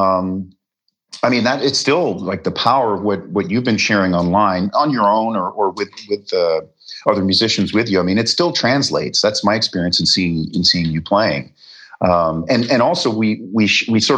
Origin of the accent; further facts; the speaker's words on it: Canada; moved away as an adult; also born or lived in Wales; now in Los Angeles, United States; I was born in Wales. My parents, you know, were British UK family and they immigrated to Canada